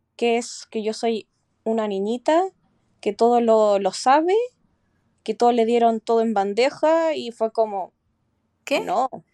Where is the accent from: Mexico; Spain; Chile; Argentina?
Chile; moved away as an adult; now in Sydney, Australia; mi país, que es Chile